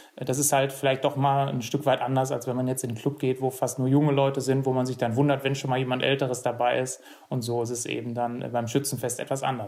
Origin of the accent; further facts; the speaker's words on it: Erle, North Rhine-Westphalia, Germany; bei uns in Erle